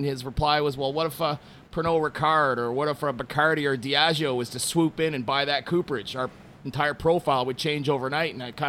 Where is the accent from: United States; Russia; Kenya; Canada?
Canada; Montreal, Quebec; I've lived in five different countries. I've run bars all over the planet, and I'm originally from Montreal.